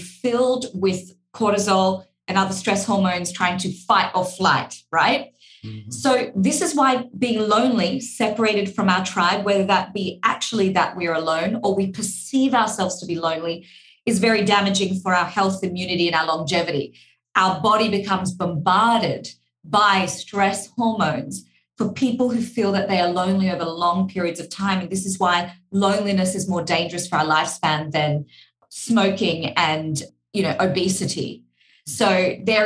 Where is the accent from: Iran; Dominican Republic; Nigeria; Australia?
Australia; accent: Australian; my Australian accent